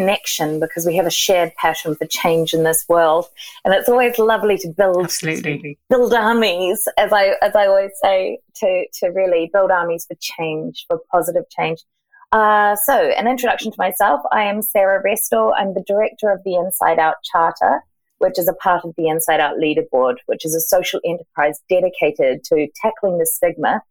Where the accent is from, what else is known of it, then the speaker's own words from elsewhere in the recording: New Zealand; moved away as an adult; now in Margate, United Kingdom; I'm from New Zealand, but I actually have been in the UK for 15 years, and I work from Margate on the coast in Kent